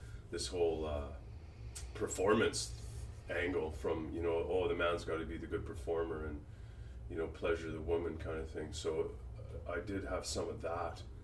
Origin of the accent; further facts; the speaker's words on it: West Coast, United States; I grew up on the West Coast